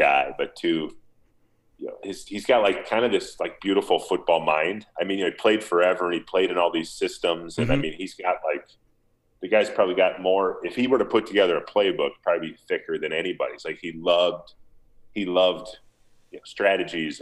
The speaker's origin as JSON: {"language": "English", "region": "Minnesota", "country": "United States", "tie": "born or raised there", "said": "getting drafted by my hometown team."}